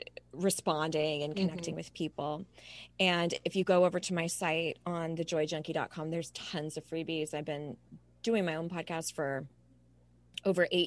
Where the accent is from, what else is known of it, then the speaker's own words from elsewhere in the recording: Southern California, United States; now in Charlotte, United States; I was born and raised in Southern California, but I now live in Charlotte, North